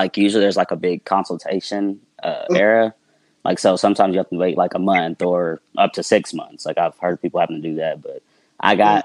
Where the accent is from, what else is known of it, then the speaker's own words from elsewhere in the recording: Morganfield, Kentucky, United States; also born or lived in Henderson, Kentucky; I was born and raised in Morganfield, Kentucky, a little small town.